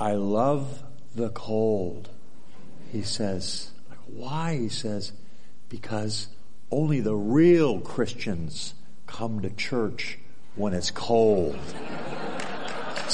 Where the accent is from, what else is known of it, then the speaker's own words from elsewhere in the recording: Southern California, United States; moved away as an adult; now in Alaska, United States; my whole life growing up in California, most of it Southern California